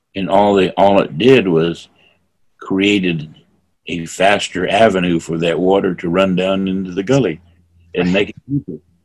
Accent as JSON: {"language": "English", "town": "North Fork", "region": "California", "country": "United States", "said": "I come from North Fork."}